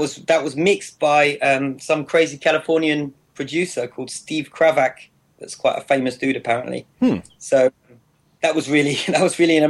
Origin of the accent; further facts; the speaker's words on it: Wales, United Kingdom; accent: British; now in France; I'm from a little country called Wales.